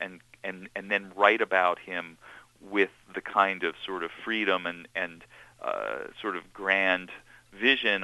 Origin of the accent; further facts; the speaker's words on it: Seattle, Washington, United States; also born or lived in New York; my real experience of growing up as a Jewish kid in Seattle